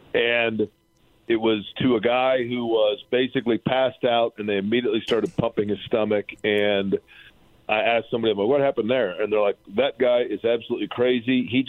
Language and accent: English; Indianapolis, Indiana, United States; When I was a kid growing up in Steinmeier on the northeast side of Indianapolis